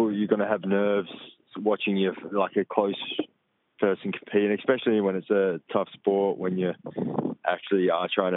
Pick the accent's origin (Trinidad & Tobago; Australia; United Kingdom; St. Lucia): Australia; Perth, Western Australia; my hometown